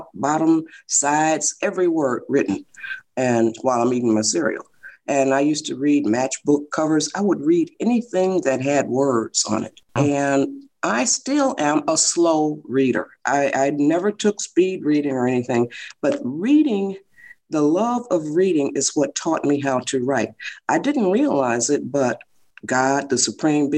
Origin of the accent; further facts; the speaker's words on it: Detroit, Michigan, United States; moved away as an adult; now in California, United States; I was born in Detroit, Michigan